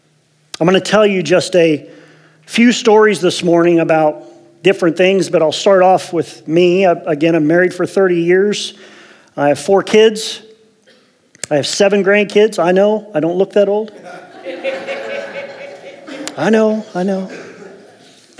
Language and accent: English; Ohio, United States; moved away as an adult; also born or lived in Las Vegas; now in Medford, United States; I was born and raised in Ohio, O-H.